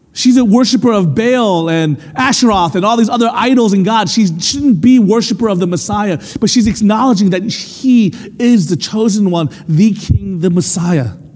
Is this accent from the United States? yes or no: yes; United States; first language English; I was born in America, raised to speak English, and my experience was one of being an American